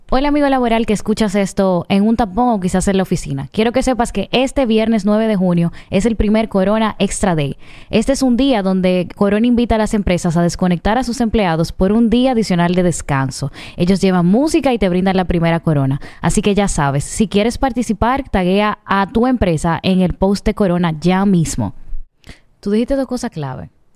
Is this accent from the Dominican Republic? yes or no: yes; Dominican Republic; nosotros como, como dominicanos